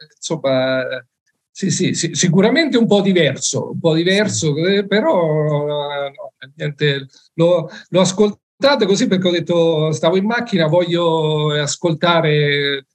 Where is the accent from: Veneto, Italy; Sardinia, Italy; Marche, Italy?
Marche, Italy; Macerata; sono di Macerata nelle Marche